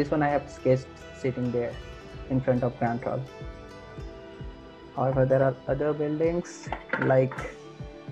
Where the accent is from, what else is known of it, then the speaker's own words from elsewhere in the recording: India; moved away; I am from India